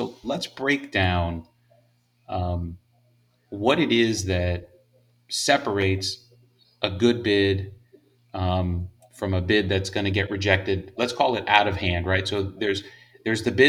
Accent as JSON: {"language": "English", "town": "Miami", "region": "Florida", "country": "United States", "tie": "born or raised there", "said": "I was born and raised in Miami"}